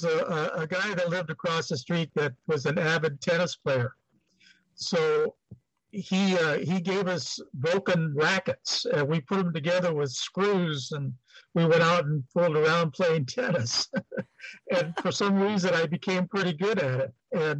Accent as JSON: {"language": "English", "town": "Los Angeles", "region": "California", "country": "United States", "tie": "born or raised there", "also_born_or_lived": "Rosemead, California / El Monte, California", "said": "I, was born and raised in East LA, USC Medical Center, right off the freeway, right off the 10 freeway."}